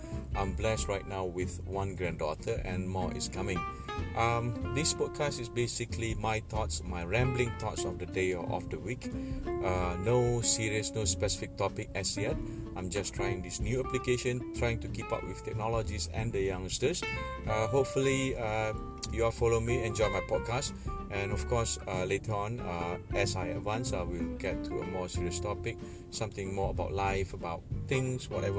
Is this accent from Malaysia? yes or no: yes; Kuala Lumpur, Malaysia; I'm from Kuala Lumpur, Malaysia. 58 years old … which means grandfather.